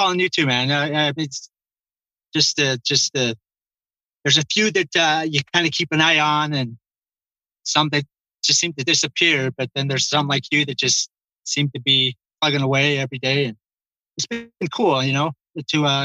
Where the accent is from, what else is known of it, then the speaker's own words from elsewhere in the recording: Springville, Utah, United States; I grew up in Springville, Utah, just south of Orem there.